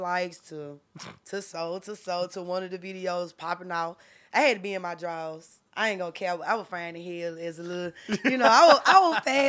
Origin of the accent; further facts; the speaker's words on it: Memphis, Tennessee, United States; also born or lived in Georgia; Okay. So my mama said that I was born in North Memphis.